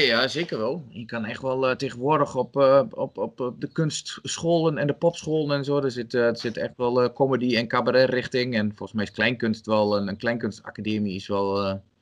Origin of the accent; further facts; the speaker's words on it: Albergen, Overijssel, Netherlands; ben geboren en getogen in Albergen